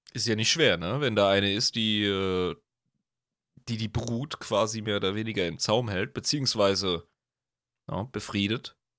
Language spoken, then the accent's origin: German; Germany; wir sind Deutsche